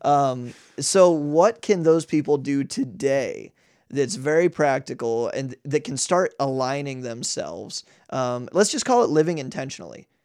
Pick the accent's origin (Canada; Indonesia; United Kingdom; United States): United States; as an American